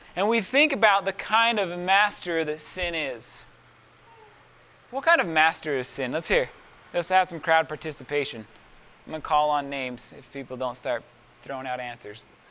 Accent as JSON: {"language": "English", "area": "Miller Creek", "region": "Utah", "country": "United States", "tie": "born or raised there", "also_born_or_lived": "Price, Utah", "said": "when we moved from Miller Creek to Price, I was 11 years old"}